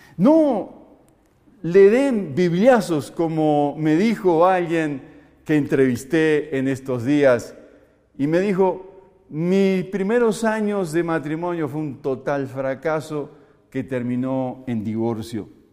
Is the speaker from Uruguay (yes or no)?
yes; Uruguay; moved away as an adult; now in Colombia; Soy uruguayo y aunque llevo 22 años más aquí en Colombia y me siento un colombiano